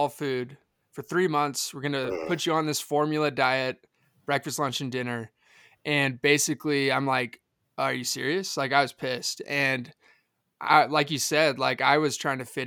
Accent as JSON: {"language": "English", "town": "McKinney", "region": "Texas", "country": "United States", "said": "I'm from Dallas, Texas, but just north, a city called McKinney."}